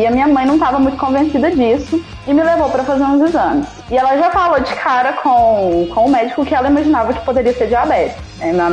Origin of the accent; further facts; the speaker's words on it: Minas Gerais, Brazil; A gente morava na roça, e aí há pouco tempo a gente tinha se mudado pra cidade. Eu sou do interior de Minas.